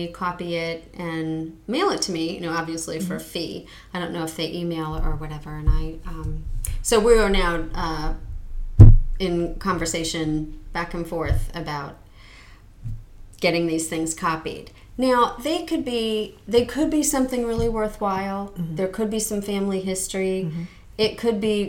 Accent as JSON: {"language": "English", "region": "New Jersey", "country": "United States", "tie": "born or raised there", "moved": "yes", "said": "the town I grew up in New Jersey, we did have a town historian"}